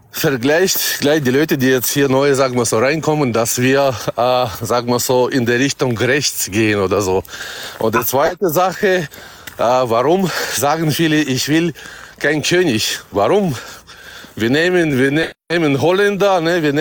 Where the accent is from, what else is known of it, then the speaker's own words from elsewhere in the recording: Kazakhstan; born there; German is a second language; viele merken meinen Akzent und fragen, woher kommst du? Ne? Mhm. Dann sage ich, ja, ich bin halt äh, geboren in Kasachstan.